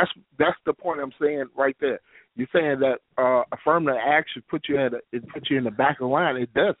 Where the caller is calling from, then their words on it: Detroit, Michigan, United States; I'm from Detroit. I'm African-American male, black male